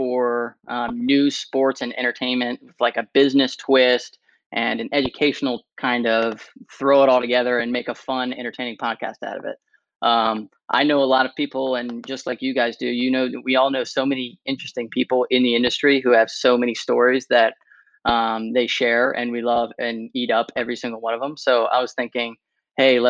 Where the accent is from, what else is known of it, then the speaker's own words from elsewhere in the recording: Annapolis, Maryland, United States; also born or lived in St. Petersburg, Florida; I'm from the DMV, born and raised in Annapolis, Maryland.